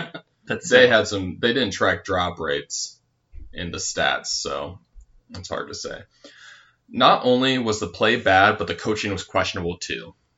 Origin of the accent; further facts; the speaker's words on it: Michigan, United States; I remember watching Joey Harrington as a kid growing up in Michigan.